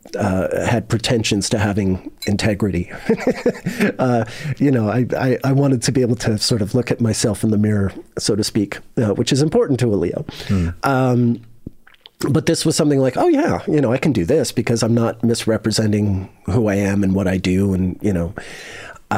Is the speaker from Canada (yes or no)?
yes; Canada; moved away as an adult; also born or lived in Montreal / Cumberland / England; I'm a Canadian living in Europe